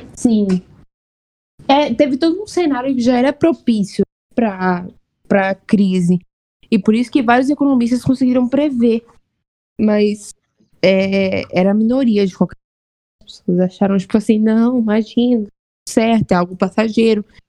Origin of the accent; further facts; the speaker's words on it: Vitória da Conquista, Bahia, Brazil; eu sou do interior da Bahia. Interior. Terceira maior cidade da Bahia.